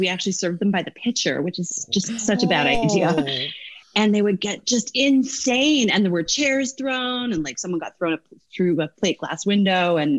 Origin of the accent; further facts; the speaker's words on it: Newfoundland and Labrador, Canada; moved away as an adult; now in United States; I grew up in Newfoundland.